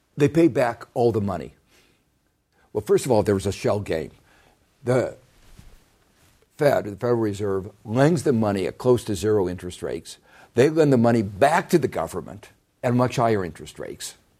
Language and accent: English; Gary, Indiana, United States; growing up in Gary, Indiana